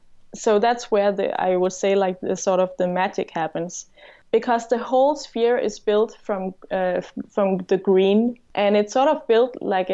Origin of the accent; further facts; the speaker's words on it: Denmark; also born or lived in Aarhus; I'm an architect from Denmark